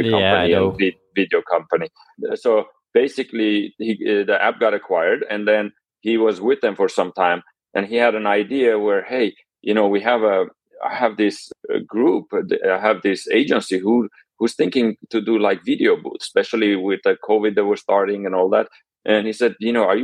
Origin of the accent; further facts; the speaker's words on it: Armenia; now in United States; I'm Armenian, displaced here in the United States. So I actually was born in Armenia, and here I am in the United States, been here for about 30 years